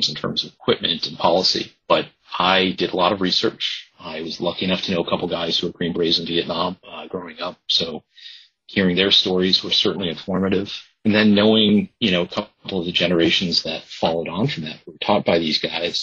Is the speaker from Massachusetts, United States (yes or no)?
yes; Boston, Massachusetts, United States; also born or lived in Nantucket Island; I was born in Boston